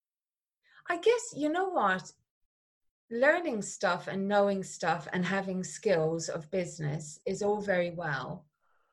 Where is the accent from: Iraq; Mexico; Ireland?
Ireland; Clonmel, Munster; Growing up in Ireland, we were taken to the theatre 4 times a year